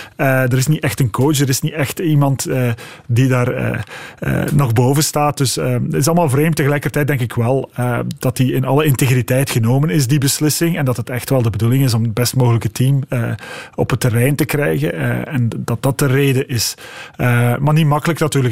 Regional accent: Belgium; als Belgen

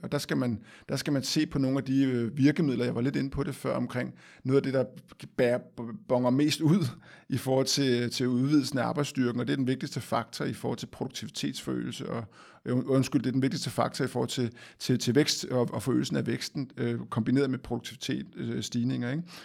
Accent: Denmark; vi som danskere

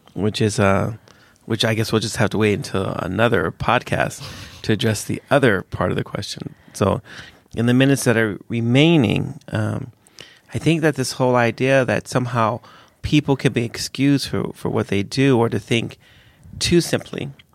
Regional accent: the hood in California, United States; I grew up in a really dangerous place. I didn't grow up in Europe, lack of guns. I grew up in America

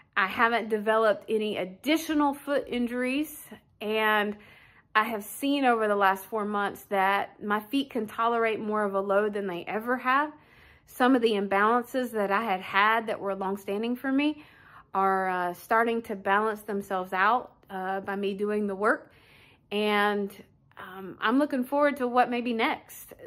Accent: Wichita, Kansas, United States; I'm from Wichita, Kansas

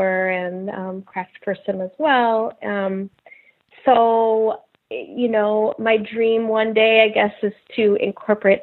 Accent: Milwaukee, Wisconsin, United States; moved away as an adult; also born or lived in Los Angeles, California; I'm originally from Milwaukee

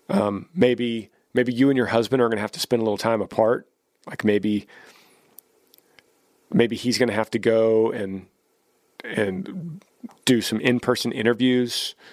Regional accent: Ohio, United States; moved away as an adult; now in South Carolina, United States; We're originally from Ohio, funny that I misspoke Ohio earlier. And all of our family lives in Ohio still. We moved to South Carolina for a job opportunity for my husband almost five years ago now.

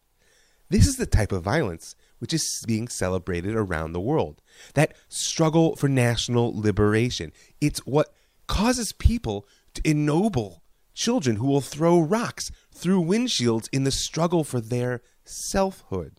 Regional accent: United States; an American parent of Israeli children

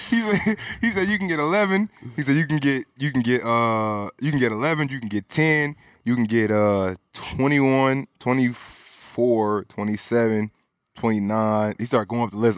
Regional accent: Cobb County, Georgia, United States; also born or lived in Bronx, New York / Pennsylvania / Florida; I'm from Georgia, Cobb County

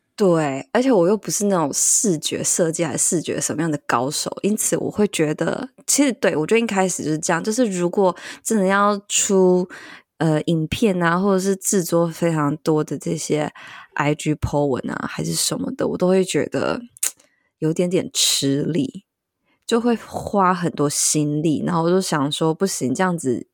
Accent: central Taiwan, Taiwan; also born or lived in Tainan; 我就是搬离了台南这样子，回到中部。对，就是我，因为我是中部人这样

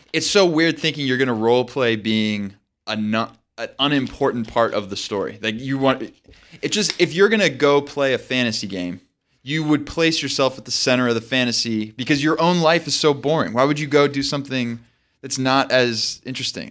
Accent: United States; as an American

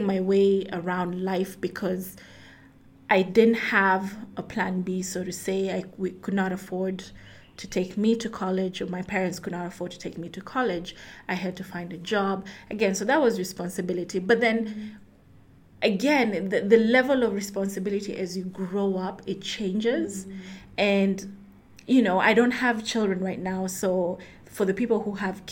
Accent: Rift Valley, Kenya; now in Nairobi, Kenya; I grew up in Rift Valley, Kenya, live in Nairobi

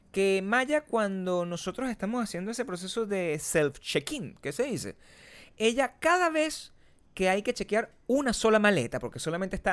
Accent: Venezuela; now in United States; Yo me acuerdo cuando nosotros nos mudamos de Venezuela a Estados Unidos, nosotros hicimos el proceso completo.

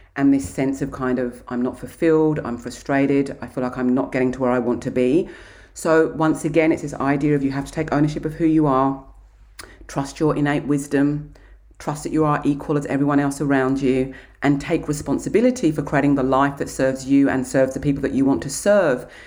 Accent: Kent, South East England, United Kingdom; now in Australia; I grew up in Kent, in England.

